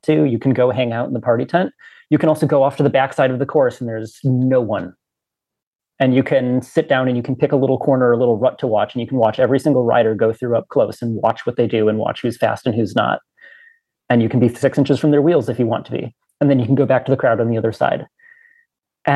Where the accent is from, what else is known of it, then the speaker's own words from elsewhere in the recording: United States; an American bike racer